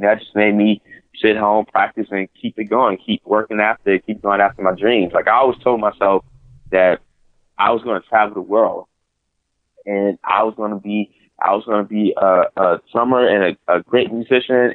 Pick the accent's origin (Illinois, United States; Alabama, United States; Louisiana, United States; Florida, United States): Louisiana, United States; New Orleans; I grew up in church in New Orleans